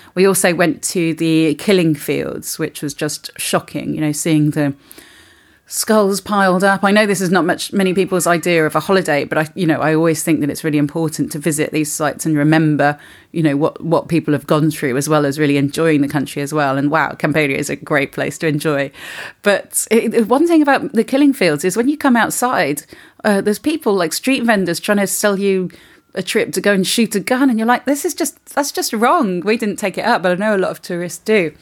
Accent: England, United Kingdom; now in Spain; we're English

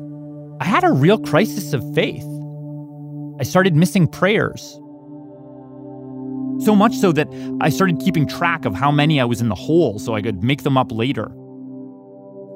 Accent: Canada; My home country

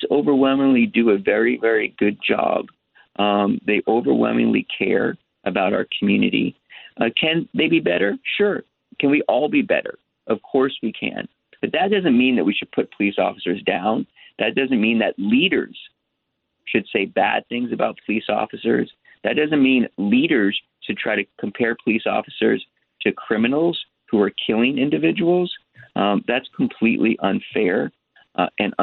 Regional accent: New York City, New York, United States; now in Los Angeles, United States; I was born in New York. I was born in Manhattan.

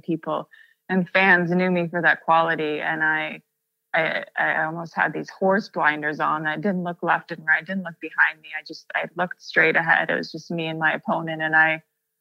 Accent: Russia; coming from a place where I grew up in Russia and there weren't that many options

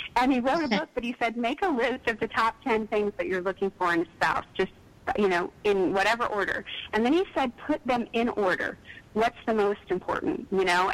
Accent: East Texas, United States; I grew up in East Texas

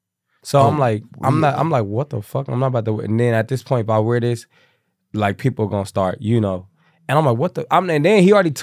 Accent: Kansas City, Missouri, United States; moved away as an adult; now in Atlanta, United States; So I'm from Kansas City, Missouri.

